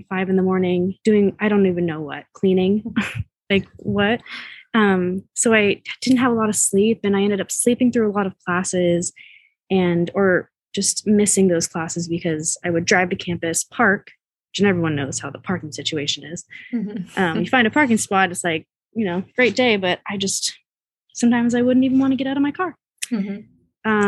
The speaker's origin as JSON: {"language": "English", "area": "the Bay Area", "region": "California", "country": "United States", "tie": "born or raised there", "said": "I grew up in the Bay"}